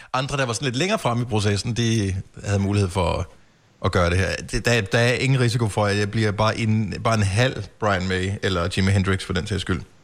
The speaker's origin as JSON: {"language": "Danish", "country": "Denmark", "said": "vi er her i Danmark"}